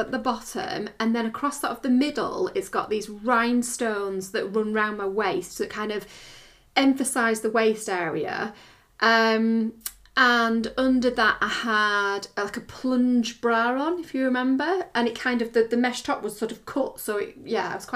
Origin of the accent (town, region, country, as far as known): United Kingdom